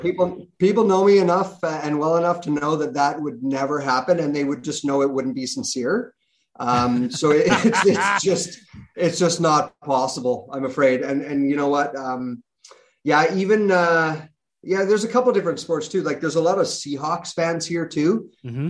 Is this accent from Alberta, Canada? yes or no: no; Kelowna, British Columbia, Canada; being a journalist and being on TV in my hometown